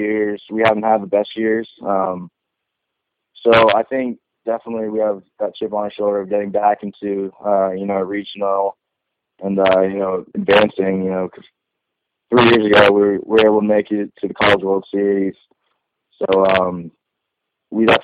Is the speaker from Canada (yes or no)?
no; West Coast, United States; I'm from the West Coast